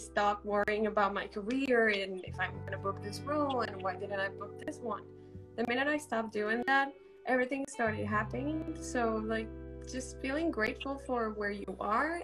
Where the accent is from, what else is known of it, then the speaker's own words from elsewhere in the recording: Medellín, Antioquia, Colombia; now in New York, United States; I'm from Medellin, Colombia